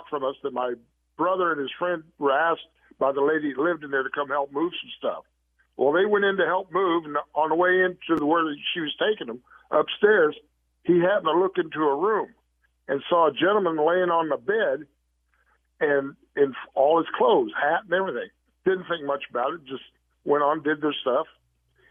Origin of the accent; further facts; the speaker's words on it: Central Illinois, United States; now in Kansas, United States; I grew up in Central Illinois